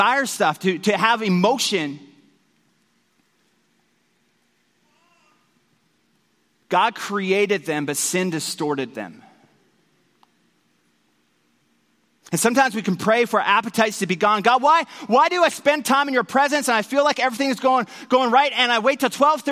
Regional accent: Newfoundland and Labrador, Canada; I grew up in Newfoundland

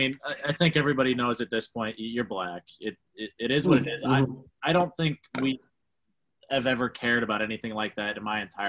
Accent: Maine, United States; we're from Maine. I went to Marlboro High School. That's, you know, from what I can remember, we had two black kids.

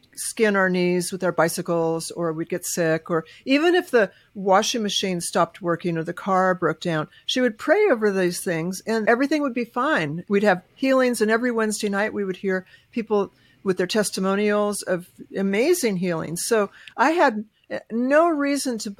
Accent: Southern California, United States; I grew up in Southern California

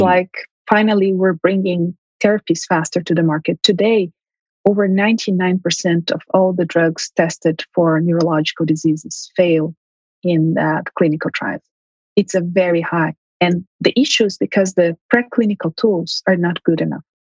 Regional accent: Brazil; moved away as an adult; also born or lived in São Paulo, Brazil; now in Montreal, Canada; my family is originally from Armenia. They immigrated to Brazil during World War One. I. I was born in Brazil

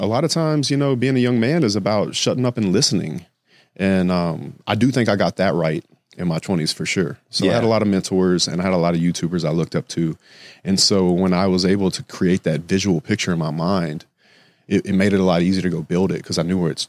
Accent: the South, United States; because I'm from the South and it's very be seen, not heard.

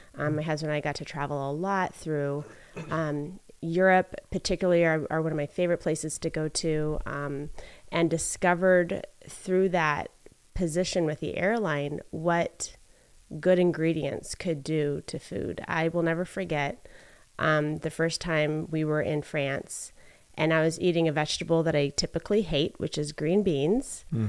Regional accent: Philippines; moved away as an adult; now in United States; So something that people find kind of interesting about me is that I grew up in the Philippines. I was born and raised there.

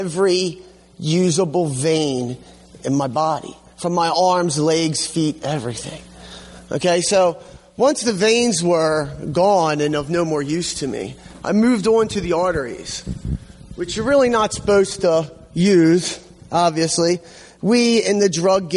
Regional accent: Hamden, Connecticut, United States; I grew up here in Hamden

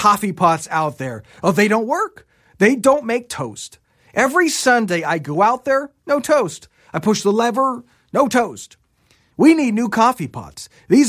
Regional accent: Japan; I grew up in Japan and have seen many of these Shinto shrines where there's a rope attached to a bell

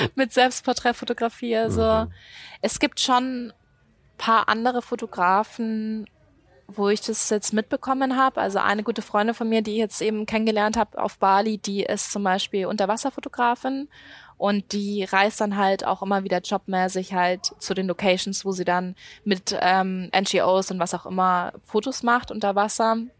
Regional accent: Munich, Bavaria, Germany; moved away as an adult; da bin ich aufgewachsen

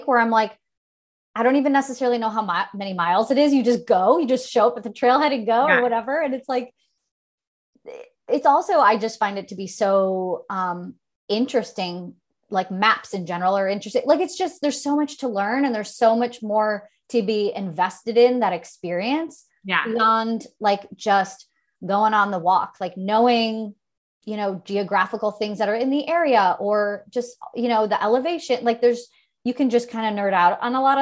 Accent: Chicago, Illinois, United States; Growing up in Chicago

